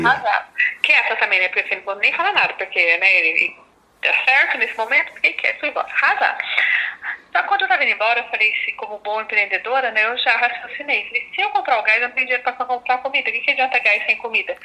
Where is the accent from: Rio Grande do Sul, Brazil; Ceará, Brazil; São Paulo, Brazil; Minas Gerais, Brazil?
Minas Gerais, Brazil; Passa Quatro; eu sou de Passa Quatro, né, de Minas